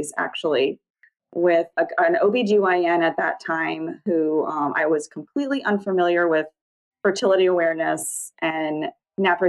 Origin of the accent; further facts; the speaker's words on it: New Orleans, Louisiana, United States; now in Mandeville, United States; So I grew up right outside of New Orleans. Now I live across the North Shore from New Orleans.